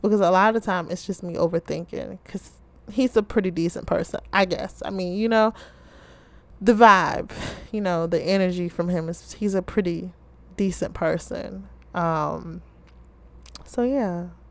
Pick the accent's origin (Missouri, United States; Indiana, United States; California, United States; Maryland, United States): Maryland, United States; Baltimore